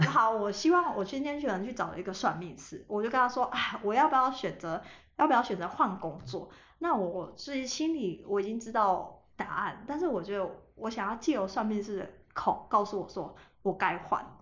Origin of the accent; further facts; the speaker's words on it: Taiwan; 我老家是在一个很偏僻的地方